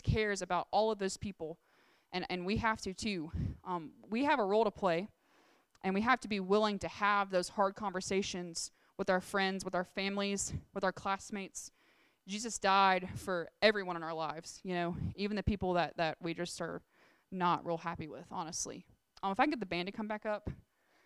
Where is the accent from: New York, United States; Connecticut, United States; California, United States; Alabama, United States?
Alabama, United States; we grew up in Alabama, like, you're supposed to go to church